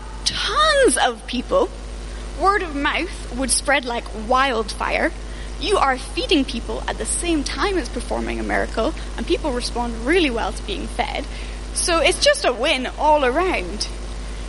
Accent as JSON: {"language": "English", "country": "United Kingdom", "said": "especially as British people"}